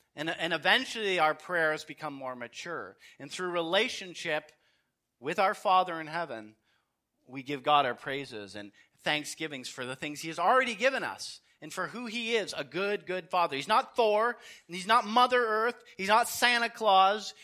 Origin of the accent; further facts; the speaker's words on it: Canada; I'm a Canadian